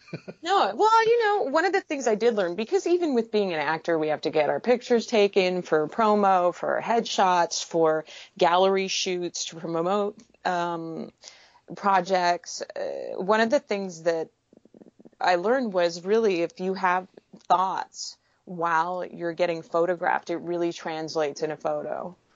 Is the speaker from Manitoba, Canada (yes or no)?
yes; Manitoba, Canada; moved away as an adult; also born or lived in Winnipeg, Canada / Texas, United States; now in Vancouver, Canada; growing up in Manitoba